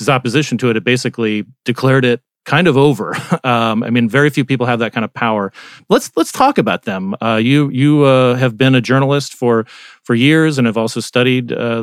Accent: Arizona, United States; moved away; also born or lived in West Virginia; my home state, Arizona

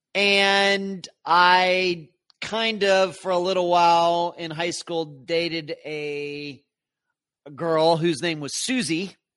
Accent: Leechburg, Pennsylvania, United States; moved away; also born or lived in St. Petersburg, Florida; I grew up in Leechburg

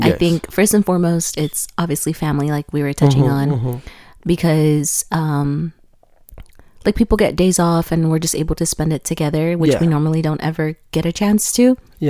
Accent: Guanajuato, Mexico; moved away; I'm from Guanajuato, Mexico

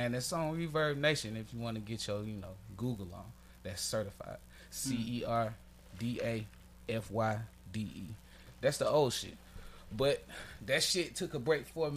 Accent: Atlanta, Georgia, United States; I'm from Atlanta. Okay, I ain't grow up here

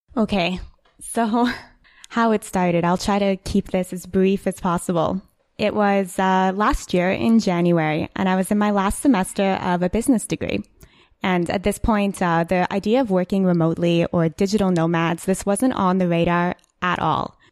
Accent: Ottawa, Ontario, Canada; I'm from Ottawa

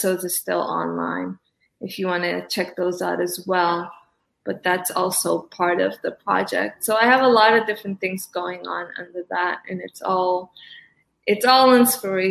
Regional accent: Cape Verde; also born or lived in East Coast, United States; now in West Coast, United States; I was born in Cabo Verde. I'm an island girl to the core

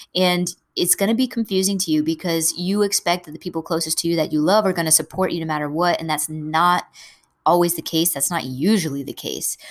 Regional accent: New England, United States; I'm from New England, we eat a lot of crabs up here

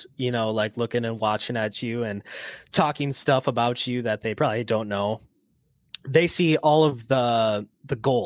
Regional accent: United States; we're US, we're not Canadian here

